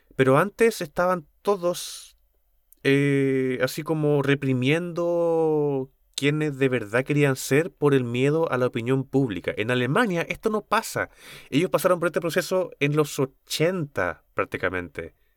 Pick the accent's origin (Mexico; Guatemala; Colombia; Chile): Chile; como cultura chilena